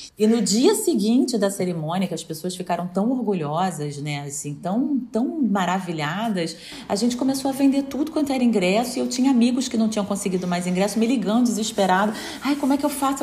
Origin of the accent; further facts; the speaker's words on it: Rio de Janeiro, Brazil; moved away as an adult; now in Portugal; como brasileira, carioca, apaixonada que eu sou pela cidade